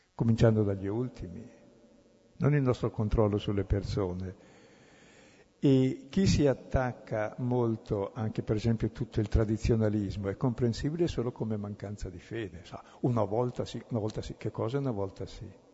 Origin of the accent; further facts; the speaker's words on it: Brescia, Lombardy, Italy; io sono bresciano